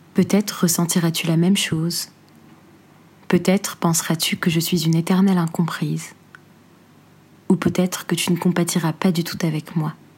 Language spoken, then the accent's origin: French; Algeria; moved away as an adult; j'écrirai pour ma douce Algérie